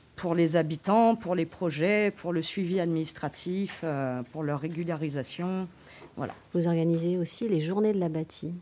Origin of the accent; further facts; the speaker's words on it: French Guiana; je suis née en Guyane